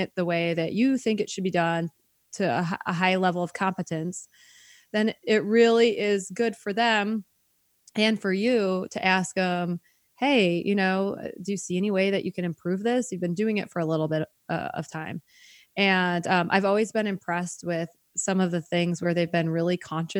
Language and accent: English; United States; I'm so American